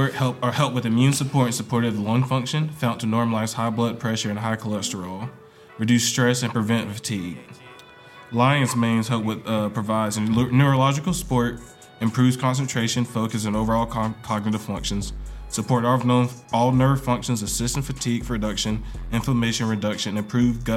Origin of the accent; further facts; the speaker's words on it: Charlotte, North Carolina, United States; I'm from Charlotte, North Carolina. Went to Ganger High School.